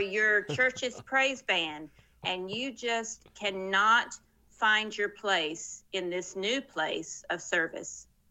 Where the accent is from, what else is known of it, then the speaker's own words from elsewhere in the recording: Murfreesboro, Tennessee, United States; moved away as an adult; also born or lived in West Africa / Texas / Middle East / North Africa; I'm from Tennessee originally, and that's where I live now as well